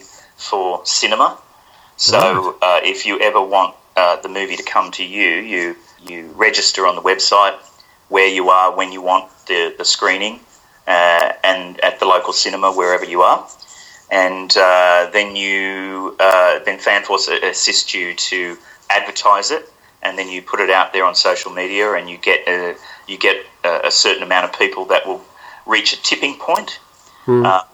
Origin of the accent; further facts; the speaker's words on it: Australia